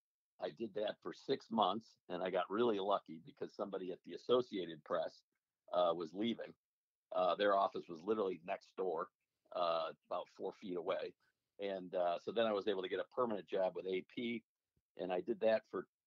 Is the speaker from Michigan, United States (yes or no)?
yes; Beverly Hills, Michigan, United States; So I grew up in Oakland County, a little village, Beverly Hills, between Birmingham and Southfield.